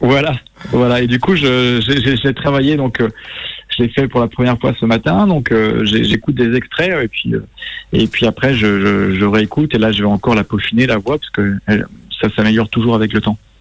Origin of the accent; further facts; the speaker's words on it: Brittany, France; moved away; je suis breton